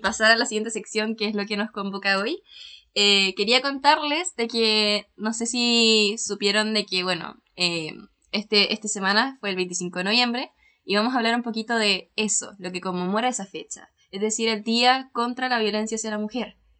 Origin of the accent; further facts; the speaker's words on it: Chile; soy bien, bien de Chile